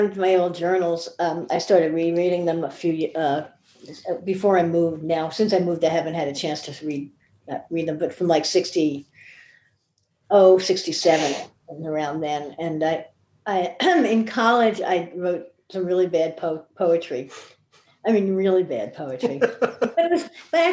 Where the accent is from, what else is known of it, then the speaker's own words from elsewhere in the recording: Yonkers, New York, United States; also born or lived in Bronx, New York / Albany, New York / Manhattan, New York; We moved to Yonkers when I was 8, and I lived there until I went to college in Albany